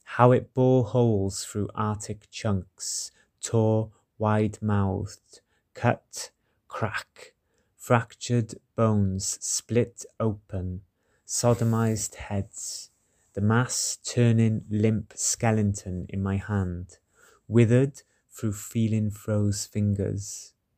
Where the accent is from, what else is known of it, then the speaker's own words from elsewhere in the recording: Welsh, Wales, United Kingdom; I'm a Welsh poet living in Cardiff